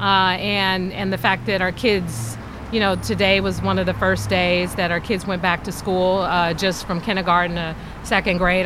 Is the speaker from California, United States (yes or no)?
yes; San Francisco, California, United States; growing up in San Francisco